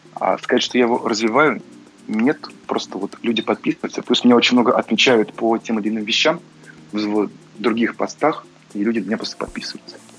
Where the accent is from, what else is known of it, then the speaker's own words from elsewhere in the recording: Saint Petersburg, Russia; moved away; тот же самый Питер, хоть это и мой родной город